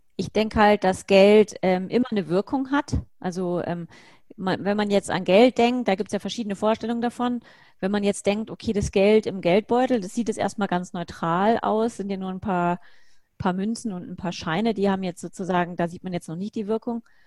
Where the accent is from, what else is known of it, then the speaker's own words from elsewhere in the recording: Bavaria, Germany; ich bin in Bayern aufgewachsen